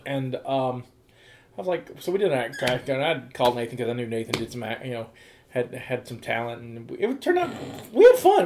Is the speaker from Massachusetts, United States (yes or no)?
no; Mobile, Alabama, United States; now in West Virginia, United States; close to my hometown in Mobile